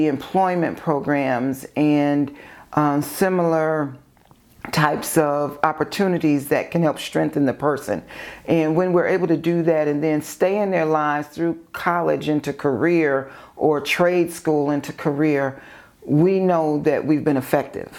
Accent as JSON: {"language": "English", "town": "Maywood", "region": "Illinois", "country": "United States", "tie": "born or raised there", "also_born_or_lived": "far south suburbs of Chicago", "said": "growing up in Maywood and living on in the far south suburbs"}